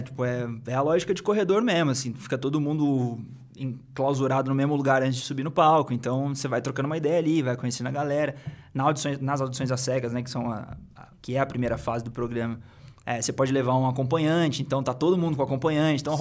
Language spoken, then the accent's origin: Portuguese; Cruzeiro, São Paulo, Brazil; moved away; eu sou de, de Cruzeiro